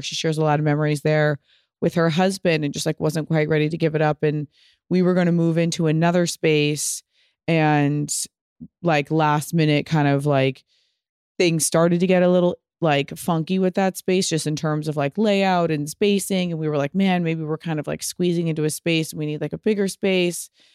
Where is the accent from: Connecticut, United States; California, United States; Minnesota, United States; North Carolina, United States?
California, United States; Pasadena; I'm from Pasadena.